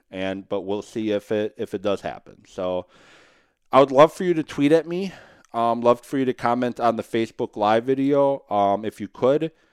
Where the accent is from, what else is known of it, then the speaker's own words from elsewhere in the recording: Madison, Wisconsin, United States; as a Badger fan growing up in Madison